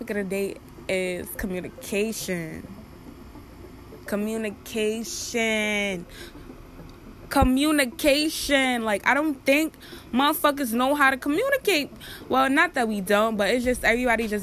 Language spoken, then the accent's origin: English; Jamaica; accent: Jamaican; I'm Jamaican, so y'all probably hear my accent come out a little pin